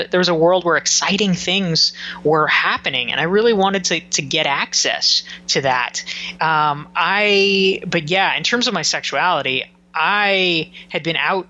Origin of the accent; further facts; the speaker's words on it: Pinehurst, North Carolina, United States; moved away; I grew up in Pinehurst, North Carolina, which is a very small